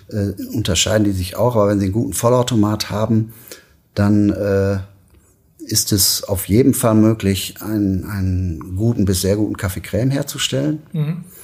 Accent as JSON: {"language": "German", "town": "Münster", "region": "North Rhine-Westphalia", "country": "Germany", "said": "Ich bin Münsteraner und äh, ja, ich liebe die, die Stadt, weil die Menschen, die hier leben, äh, ein Qualitätsbewusstsein haben"}